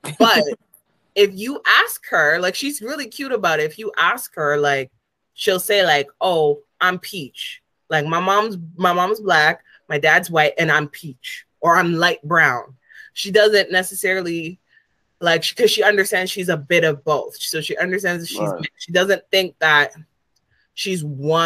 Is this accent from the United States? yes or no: no; Canada; I'm from here